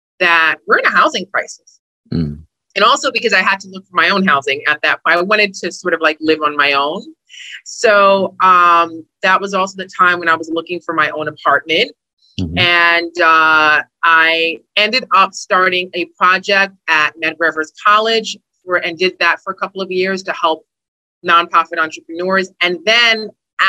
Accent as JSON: {"language": "English", "town": "New York City", "region": "New York", "country": "United States", "tie": "born or raised there", "said": "I'm a Brooklyn girl. I grew up in Brooklyn in New York"}